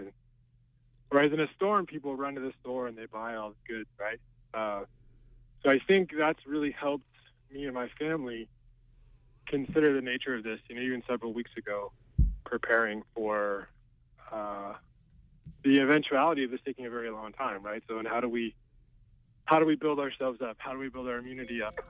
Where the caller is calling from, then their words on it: Brooks, Maine, United States; I'm calling from Brooks